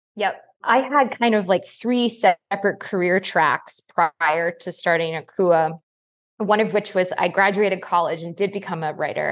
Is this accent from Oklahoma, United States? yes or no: no; Connecticut, United States; I grew up in Connecticut